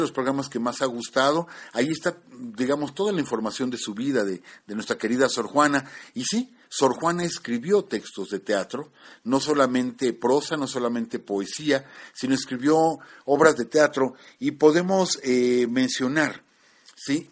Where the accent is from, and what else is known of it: Mexico